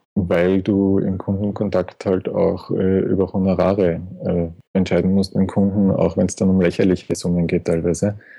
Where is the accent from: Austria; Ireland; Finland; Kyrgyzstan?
Austria; Schwechat, Lower Austria; also born or lived in Vienna; geboren in Wien, äh, auch wenn ich nie in Wien gewohnt habe oder gelebt habe. Okay. Äh, aufgewachsen bei Schwächert